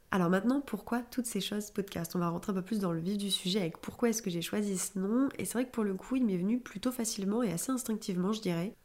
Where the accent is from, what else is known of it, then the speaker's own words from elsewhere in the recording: Clermont-Ferrand, Auvergne-Rhône-Alpes, France; moved away as an adult; now in Paris, France; j'ai grandi euh, à Clermont-Ferrand et j'ai déménagé à Paris il y a euh, environ euh, deux ans et demi